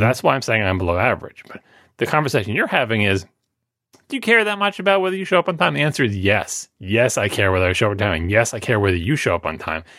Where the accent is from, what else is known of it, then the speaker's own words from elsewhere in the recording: New York, United States; I am from New York